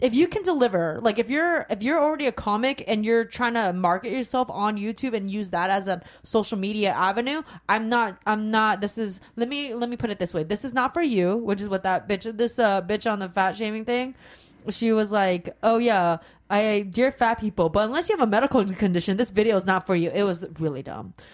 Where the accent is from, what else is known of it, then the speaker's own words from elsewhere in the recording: Sacramento, California, United States; also born or lived in Rancho Cordova; I grew up in Sacramento